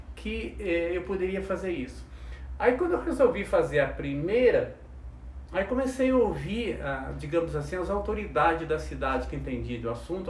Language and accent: Portuguese; Soledade, Minas Gerais, Brazil; now in Taubaté, Brazil; sou de Minas Gerais. Opa. Ganhei agora dois anos o título de cidadão taubatiano, mas eu não, sou lá de Soledade